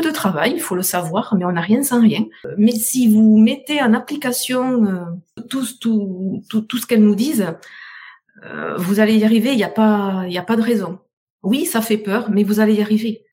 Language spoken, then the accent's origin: French; south of France, France; accent: southern French; je suis du sud de la France, vous m'entendez, mon super accent